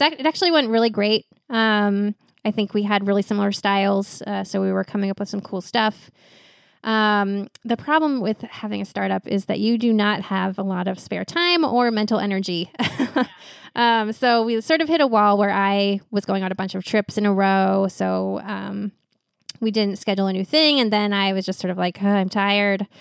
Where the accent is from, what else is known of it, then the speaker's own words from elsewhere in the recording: West Coast, United States; also born or lived in New York; now in Portland, United States; I was from the West Coast, and also, so I had a bunch of family out here.